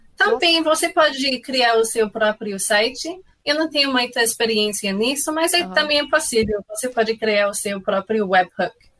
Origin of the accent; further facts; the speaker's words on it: Canada; Portuguese is a second language; moved away; eu não sou brasileira. Ah, eu sou canadense, então, ah, sim, eu tenho um sotaque